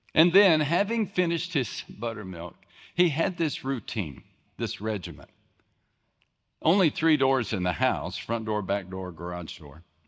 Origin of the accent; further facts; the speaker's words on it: West Texas, United States; I grew up in West Texas, small West Texas town